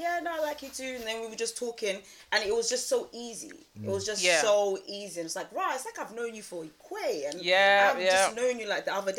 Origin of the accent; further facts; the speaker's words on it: Kenya; Yeah, I'm from Kenya.